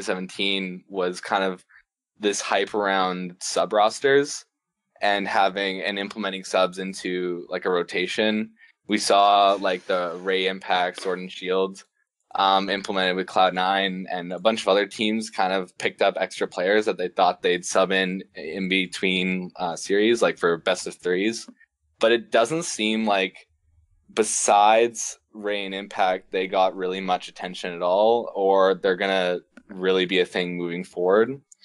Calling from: Saskatchewan, Canada; I'm not calling from Italy. I'm calling from Saskatchewan, Canada.

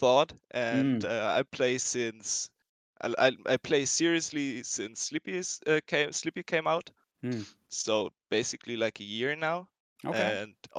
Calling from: Germany; I'm calling in from Germany

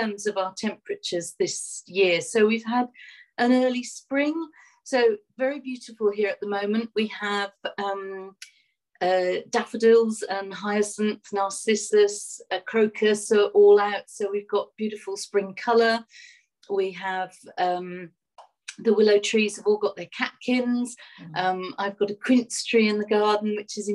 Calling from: East Coast, East of England, United Kingdom; I'm calling in from the United Kingdom. I'm about an hour outside London on the East Coast.

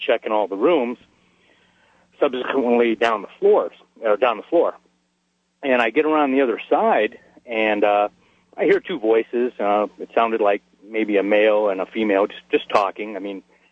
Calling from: Dugway, Utah, United States; also born or lived in Southern California; I'm calling from Dugway Proving Grounds in Utah

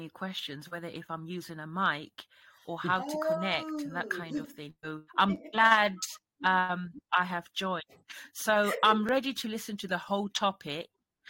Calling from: Cambridge, East of England, United Kingdom; I'm streaming from Cambridge, UK.

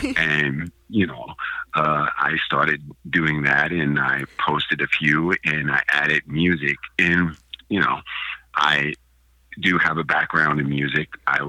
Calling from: Portland, United States; I am calling from my home. Nice. Actually in Portland.

